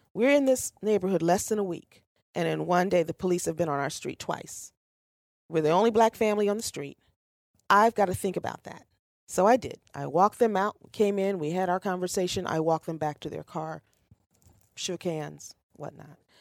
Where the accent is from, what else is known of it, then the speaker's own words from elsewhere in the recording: Ohio, United States; I was born in Ohio. This is home.